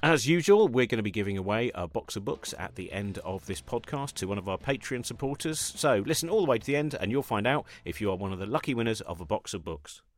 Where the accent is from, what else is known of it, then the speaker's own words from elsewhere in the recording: United Kingdom; I was brought up quite near London